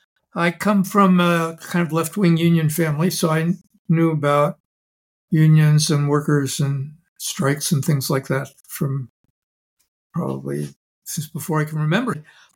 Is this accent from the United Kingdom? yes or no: no; Oakland, California, United States; You know, I grew up in Oakland